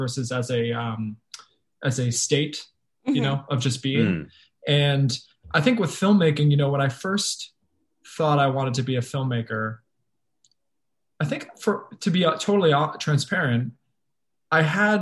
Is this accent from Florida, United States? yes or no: no; Fall River, Massachusetts, United States; moved away; going back to my hometown